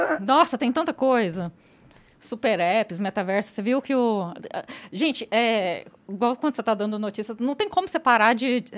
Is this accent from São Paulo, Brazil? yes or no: no; interior of Goiás, Brazil; eu sou do interior de Goiás